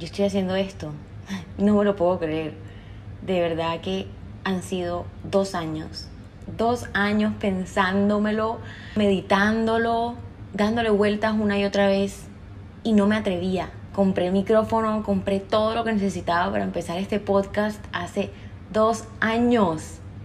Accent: Cartagena, Bolívar, Colombia; accent: costeño; soy cartagenera de Colombia, así que soy costeña. Si se me sale algún golpeadito ahí en el acento ya saben por qué

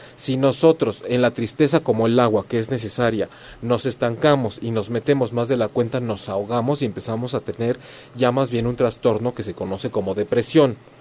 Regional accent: Mexico; en México, para quienes son o nos conocen como cultura mexicana, hacemos mucho esto de la ofrenda en el Día de Muertos

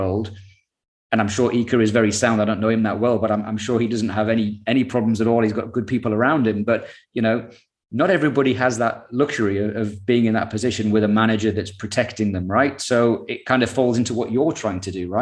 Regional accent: United Kingdom; we're the most successful nation

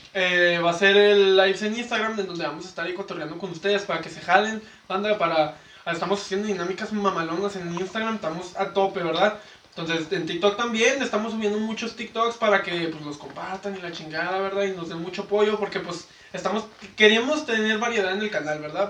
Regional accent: Ciudad Juárez, Chihuahua, Mexico; somos de Juárez

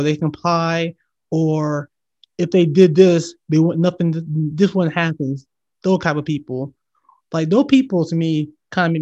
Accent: Valdosta, Georgia, United States; moved away; my hometown. You know this place, Valdosta, Georgia.

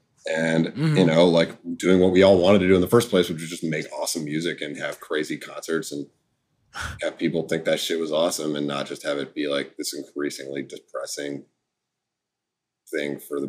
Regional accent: United States; I grew up in America

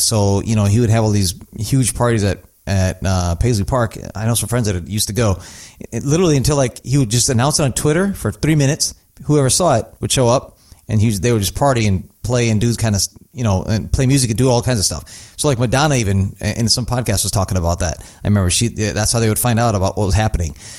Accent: North India, India; moved away; I'm from North India, so it's funny, it's a different language than I speak

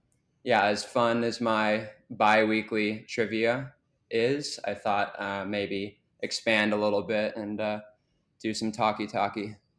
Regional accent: Sheboygan, Wisconsin, United States; also born or lived in Minnesota / Ohio; I'm born and raised in Wisconsin, college in Minnesota, grad school in Ohio.

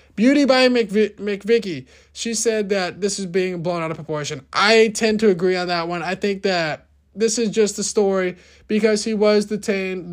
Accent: United States; our rights as American citizens

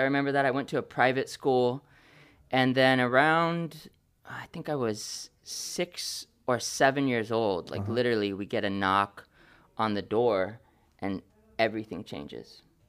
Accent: California, United States; born or raised there; also born or lived in Oakland

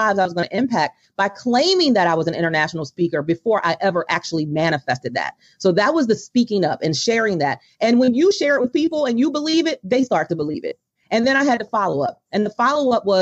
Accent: Baltimore, Maryland, United States; my hometown of Baltimore

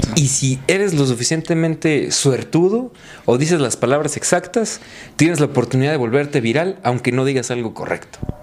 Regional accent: Mexico

